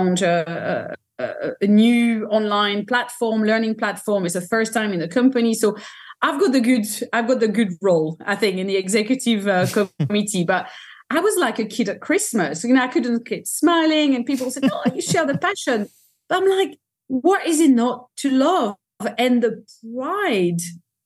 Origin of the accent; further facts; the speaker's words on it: France; I'm French, I come from France